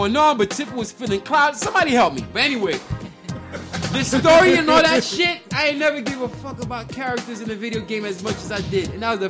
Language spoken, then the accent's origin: English; North Carolina, United States; I'm from North Carolina, New York, nigga.